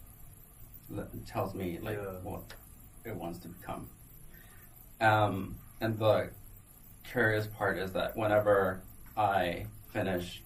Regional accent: Guatemala; now in New York, United States; I'm from Guatemala, and you know, we drink coffee all the time

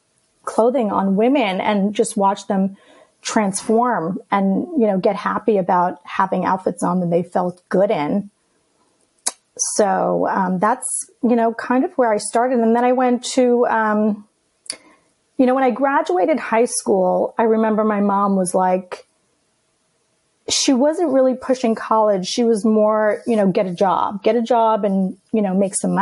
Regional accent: New York City, New York, United States; first language Greek; English is a second language; I grew up in Queens, in Astoria, New York

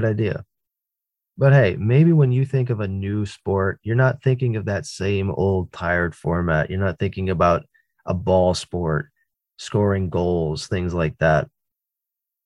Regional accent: East Coast of the United States, United States; I grew up on the East Coast of the United States.

